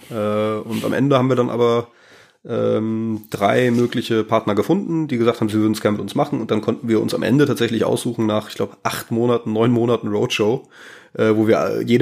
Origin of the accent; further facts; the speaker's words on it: North Rhine-Westphalia, Germany; also born or lived in Darmstadt; also ich komme ursprünglich aus der Ecke von Bonn-Köln